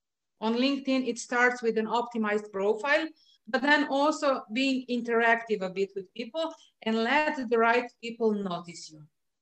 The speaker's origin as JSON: {"language": "English", "country": "Slovenia", "second_language": "English", "said": "You know, I'm not from any of the countries where this language is official language. I'm from Slovenia"}